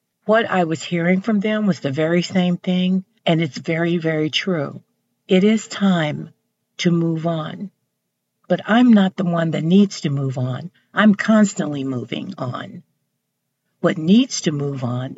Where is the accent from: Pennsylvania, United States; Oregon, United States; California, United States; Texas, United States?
Texas, United States; I'm from Texas. I'm from the South